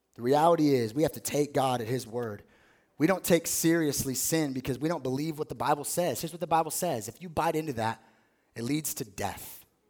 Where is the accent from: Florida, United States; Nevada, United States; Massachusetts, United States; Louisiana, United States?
Nevada, United States; Las Vegas; I grew up in Las Vegas.